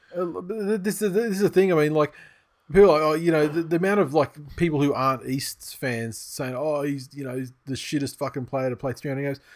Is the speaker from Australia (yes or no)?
yes; Australia; I'm Australian and, uh, you know, I'm young